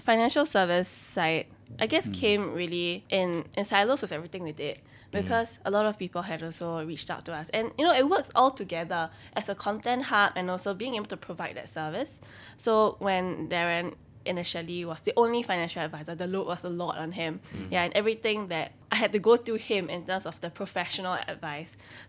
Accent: Singapore; accent: Singaporean; So yeah, but I always grew up here, so I feel very Singaporean.

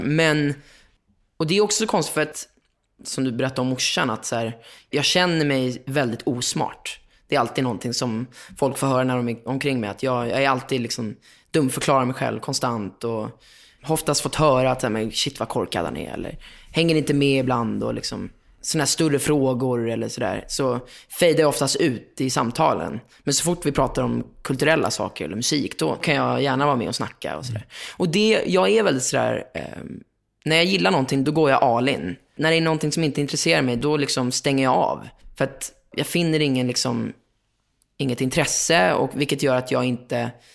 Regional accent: Lidingö, Stockholm County, Sweden; born or raised there; also born or lived in Östermalm, Stockholm

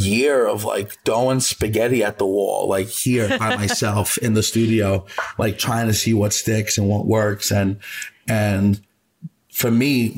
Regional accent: New York City, New York, United States; also born or lived in Ponza, Italy; growing up in the Bronx, you know, being there with my two, you know, technically off the boat Italian parents

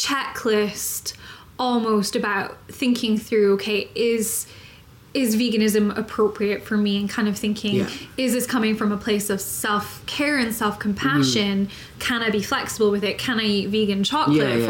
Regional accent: Scotland, United Kingdom; also born or lived in Texas; I am from Scotland, so I've eaten haggis

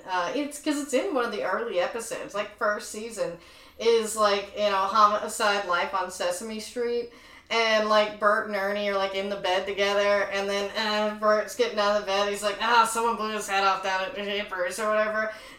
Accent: the South, United States; is because I'm from the South, and so all of that appeals to me

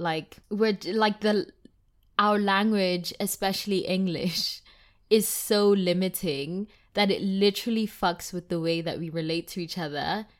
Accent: South Africa; first language Tswana; English is a second language; as a South African, And, like, in South Africa, we have eleven different languages

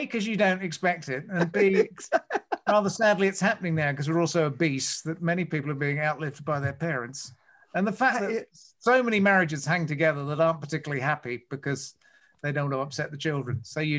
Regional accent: Australia; I do laugh at a loud fart. I'm Australian. I can't deny.

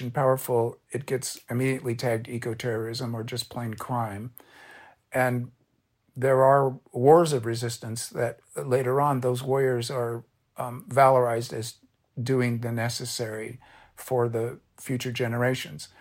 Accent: Orange County, California, United States; I'm a beach kid. I grew up in Orange County

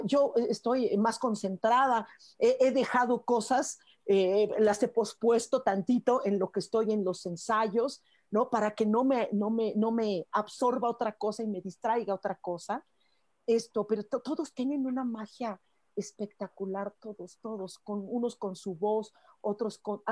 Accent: Mexico; Los mexicanos tenemos algo

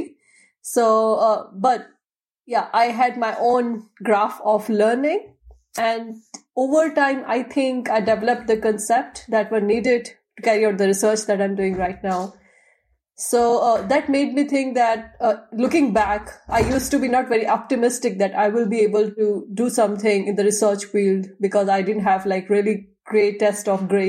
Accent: India; moved away as an adult; now in Leuven, Belgium; I'm from India.

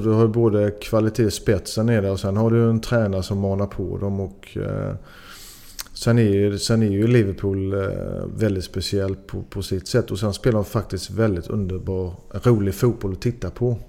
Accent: Sweden; now in Belgium; jag är, jag är 100% svensk

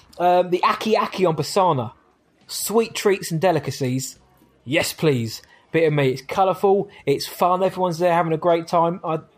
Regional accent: England, United Kingdom; we're English.

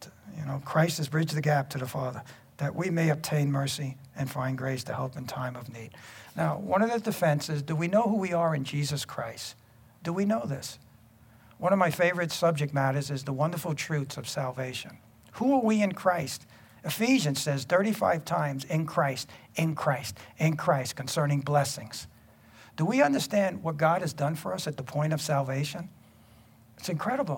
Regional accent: New York City, New York, United States; growing up in Brooklyn

